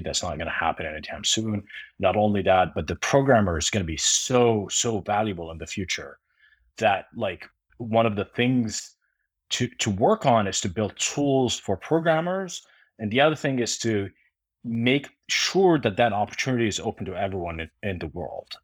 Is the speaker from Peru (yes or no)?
no; Jordan; moved away; I grew up in Jordan